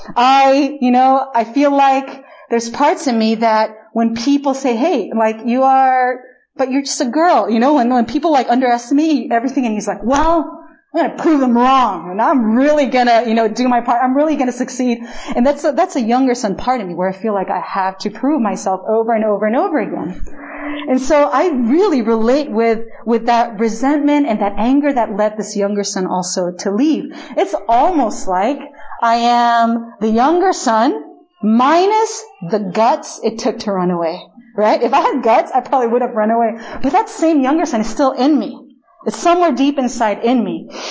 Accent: Chile; first language Spanish; English is a second language; moved away as an adult; also born or lived in United States; now in Korea; I am born and raised actually in Chile, in literally the opposite side of the world from here

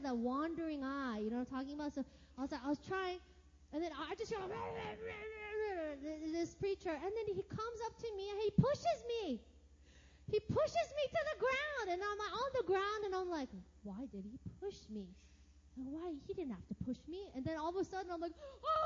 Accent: United States; moved away as an adult; It's like 14 hours back to my hometown

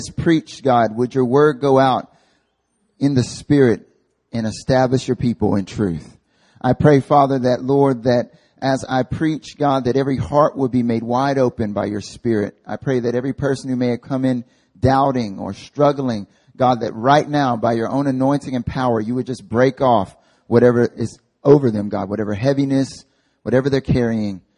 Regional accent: North Carolina, United States; moved away as an adult; now in Seoul, South Korea; I'm from North Carolina, born and raised

